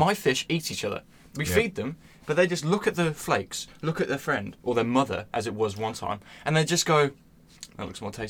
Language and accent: English; South Africa; I'm South African.